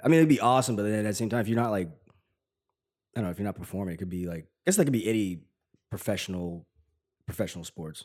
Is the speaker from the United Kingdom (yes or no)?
no; Tennessee, United States; I'm from Tennessee.